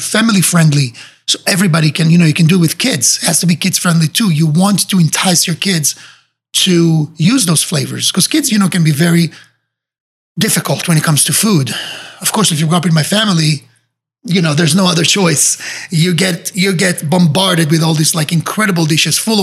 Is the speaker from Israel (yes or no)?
yes; Israel; moved away as an adult; now in Miami, United States; I was growing up in Israel